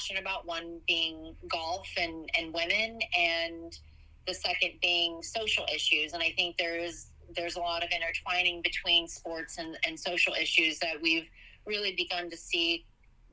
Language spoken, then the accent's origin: English; Oklahoma, United States; I moved back to Oklahoma, which is where I'm from